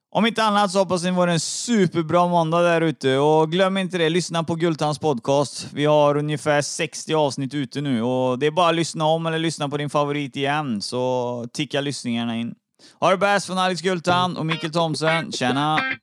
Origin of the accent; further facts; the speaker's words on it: Trollhättan, Västra Götaland, Sweden; now in Uddevalla, Sweden; Jag är från Trollhättan egentligen